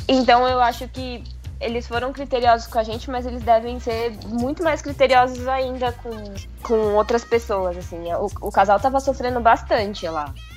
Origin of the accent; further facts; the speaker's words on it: Brazil; Eu sou brasileira, não tem sotaque